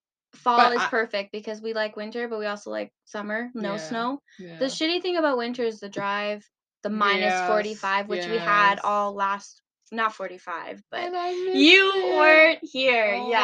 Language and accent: English; Canada; And I'm Canadian. Like, obviously I love winter. Yeah. I was born in it.